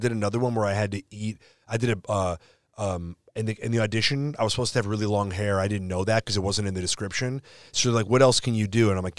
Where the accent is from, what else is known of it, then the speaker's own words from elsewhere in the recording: Illinois, United States; also born or lived in Chicago; now in Los Angeles, United States; I'm from Illinois